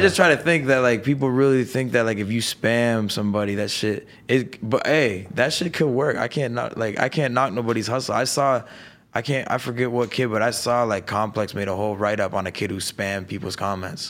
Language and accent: English; Niagara Falls, Ontario, Canada; moved away as an adult; now in Los Angeles, United States; I'm from Niagara Falls. I grew up in a town four deer, thirty thousand people.